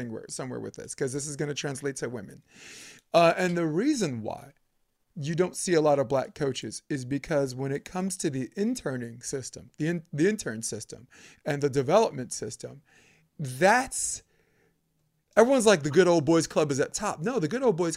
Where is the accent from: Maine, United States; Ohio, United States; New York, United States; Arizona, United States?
New York, United States; New York City; I grew up on Flatbush